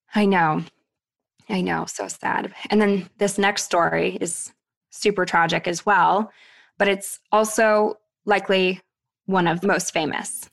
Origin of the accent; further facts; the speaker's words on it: Thunder Bay, Ontario, Canada; moved away; my days in Thunder Bay, Ontario